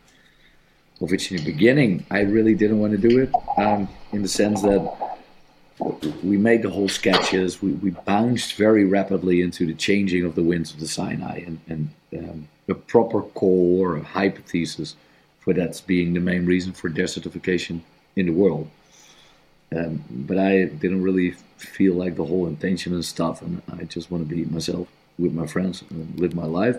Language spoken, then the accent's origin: English; Netherlands; I'm from the Netherlands.